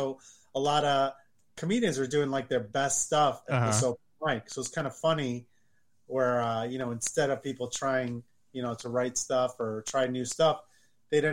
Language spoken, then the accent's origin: English; Oak Brook, Illinois, United States; also born or lived in Chicago; I grew up in the suburbs of Chicago, a suburb called Oak Brook, Illinois